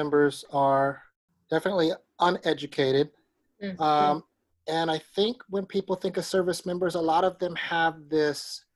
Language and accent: English; Alaska, United States; I grew up in Alaska